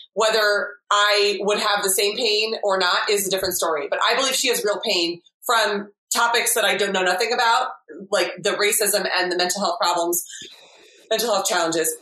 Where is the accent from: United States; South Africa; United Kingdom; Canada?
United States; I am English by um, heritage and family, but I have been raised in America, so I have a unique experience.